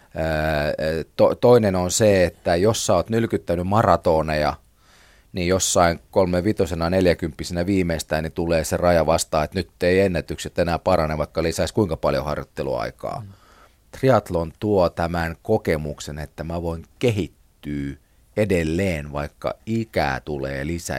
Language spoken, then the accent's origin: Finnish; Porvoo, Uusimaa, Finland; itsekin olen porvoolainen